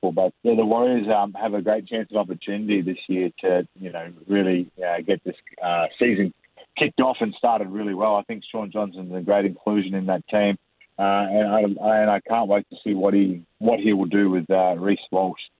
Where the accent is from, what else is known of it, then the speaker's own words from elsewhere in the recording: Townsville, Queensland, Australia; I grew up in Townsville